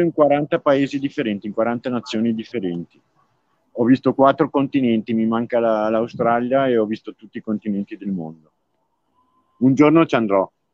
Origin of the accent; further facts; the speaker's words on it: Fara Gera d'Adda, Lombardy, Italy; moved away; io sono nato in un paesino molto piccolo che si chiama Fara Geradadda